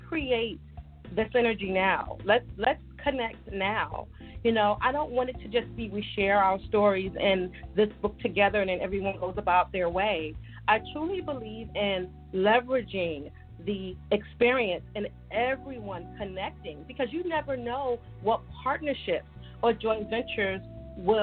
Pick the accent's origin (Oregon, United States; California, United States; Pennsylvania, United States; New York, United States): New York, United States; also born or lived in Virginia; I'm from New York, and we talk